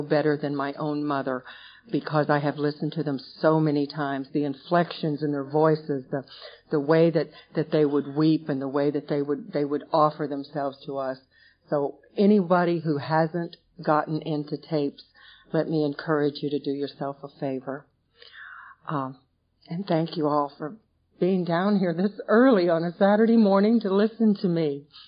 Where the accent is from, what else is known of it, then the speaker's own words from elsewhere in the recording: West Coast, United States; I was raised out on the West Coast. My older sister